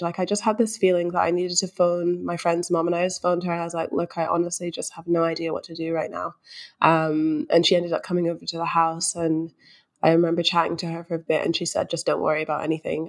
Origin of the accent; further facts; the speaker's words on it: Scotland, United Kingdom; moved away as an adult; also born or lived in London; now in Melbourne, Australia; I was born in London, but I spent most of my life in Scotland, so I just say I'm from Scotland.